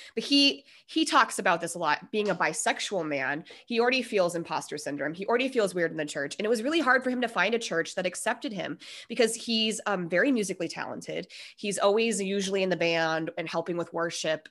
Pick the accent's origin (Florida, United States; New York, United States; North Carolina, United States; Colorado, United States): Colorado, United States; Denver; We are both from Denver.